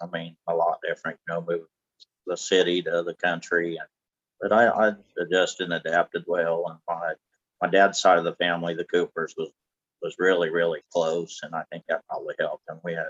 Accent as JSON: {"language": "English", "region": "California", "country": "United States", "tie": "born or raised there", "said": "growing up in California"}